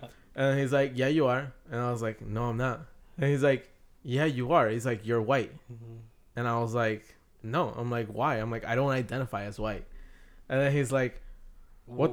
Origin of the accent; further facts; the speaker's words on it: Mexico; I'm from Mexico